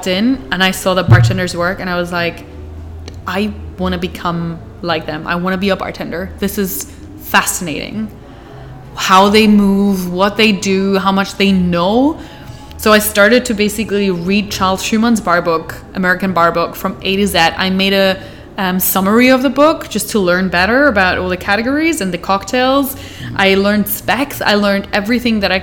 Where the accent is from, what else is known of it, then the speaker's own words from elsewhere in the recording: Hamburg, Germany; moved away as an adult; now in Amsterdam, Netherlands; I am from Hamburg